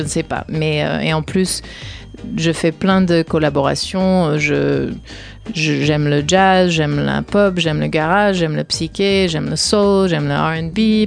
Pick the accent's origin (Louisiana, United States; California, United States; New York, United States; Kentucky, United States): California, United States; Humboldt, Northern; moved away; je viens de la Californie du Nord, de Humboldt